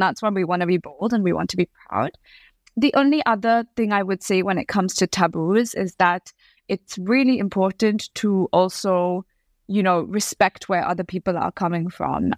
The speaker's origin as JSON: {"language": "English", "town": "Bangalore", "region": "Karnataka", "country": "India", "first_language": "English", "moved": "as an adult", "lives_now": "United Kingdom", "said": "I am originally from Bangalore in South India. I moved to the U K when I was eighteen"}